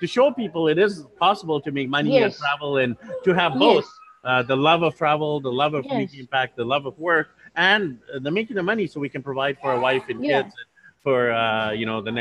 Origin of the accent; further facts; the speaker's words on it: Canada; moved away; my background is actually Indian. My parents immigrated to Canada, so I'm actually born and raised in Canada